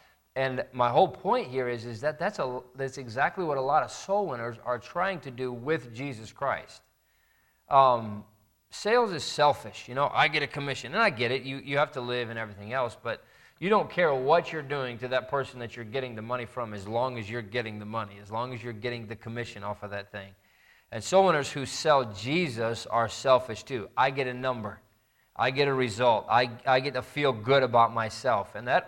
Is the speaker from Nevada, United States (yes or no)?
no; Indiana, United States; I grew up in Indiana, and there was a large church that was near us